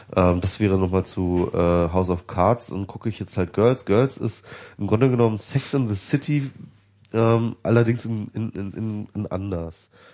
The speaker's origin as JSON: {"language": "German", "country": "Germany", "said": "weil ich jetzt deutsch bin"}